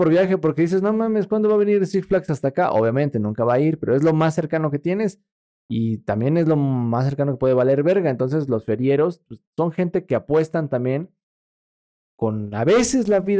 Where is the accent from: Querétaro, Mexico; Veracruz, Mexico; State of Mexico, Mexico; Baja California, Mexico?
State of Mexico, Mexico; Valle de Bravo; una vez en mi pueblo, ahí en Valle de Bravo, eh, junto al lago